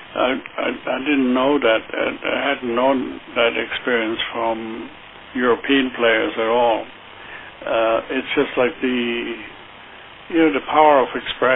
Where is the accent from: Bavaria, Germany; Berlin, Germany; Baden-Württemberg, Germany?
Baden-Württemberg, Germany; Heidelberg; moved away; I grew up in Heidelberg, Germany